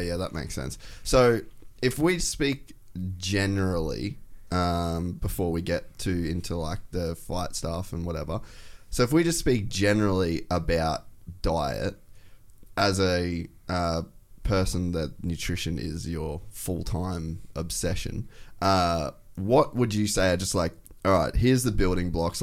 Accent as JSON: {"language": "English", "town": "Cairns", "region": "Queensland", "country": "Australia", "tie": "born or raised there", "said": "I grew up in Cairns"}